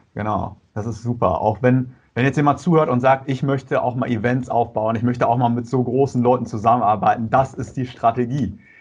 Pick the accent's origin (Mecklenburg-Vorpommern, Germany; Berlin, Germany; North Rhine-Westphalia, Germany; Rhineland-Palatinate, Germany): North Rhine-Westphalia, Germany; Ich komme aus Nordrhein-Westfalen